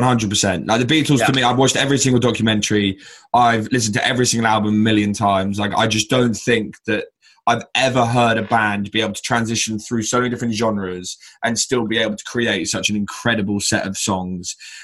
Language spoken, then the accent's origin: English; Brighton, South East England, United Kingdom; growing up in Brighton, which, let's be honest, is probably one of the most liberal and relaxed cities in the UK, if not by far the most liberal and relaxed city in the UK.